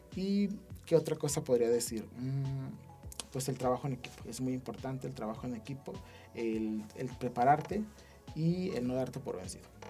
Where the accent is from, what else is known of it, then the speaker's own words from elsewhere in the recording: San José de Gracia, Aguascalientes, Mexico; me vine desde San José